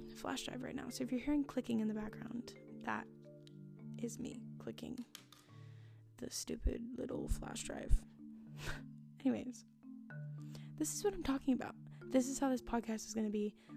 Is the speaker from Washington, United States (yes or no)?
yes; Washington, United States; I was born and raised in Washington State, not Washington, D.C.